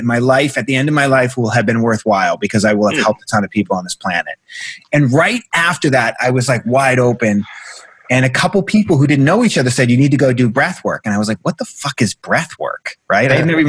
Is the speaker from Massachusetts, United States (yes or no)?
yes; Boston, Massachusetts, United States; moved away as an adult; now in Los Angeles, United States; I'm from Boston, right? I'm from the South Shore of Boston, right?